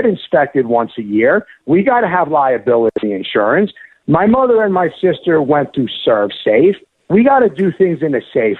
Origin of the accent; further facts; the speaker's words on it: United States; my mother comes from Palermo, Sicily, okay? We are of Italian descent. My mother, you know, I was born here in the States